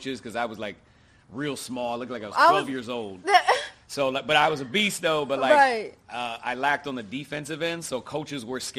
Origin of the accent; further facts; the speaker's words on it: Oregon, United States; Growing up in Oregon, it's a great place to like raise kids, start a family. It's like the country, but like people don't think they're country. So I was raised in like a suburb neighborhood. Town was probably like 50,000 people